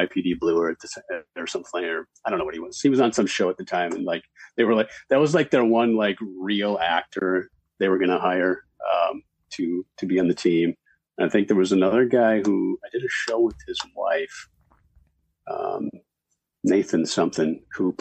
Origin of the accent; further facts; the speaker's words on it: Minnesota, United States; moved away as an adult; also born or lived in Denver; now in Los Angeles, United States; I played basketball growing up, so. Mm-hmm. But I'm from Minnesota.